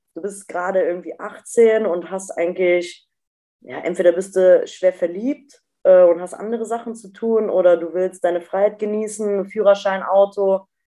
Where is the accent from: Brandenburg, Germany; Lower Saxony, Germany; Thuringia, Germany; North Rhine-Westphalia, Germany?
North Rhine-Westphalia, Germany; Eifel, near Bad Münstereifel; also born or lived in Duisburg; aus dem Dorf raus, wo ich groß geworden